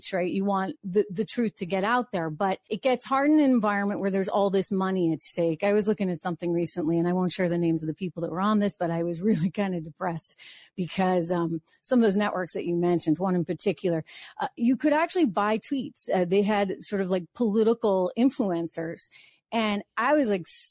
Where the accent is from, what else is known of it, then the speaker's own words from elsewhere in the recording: New Hampshire, United States; I grew up in New Hampshire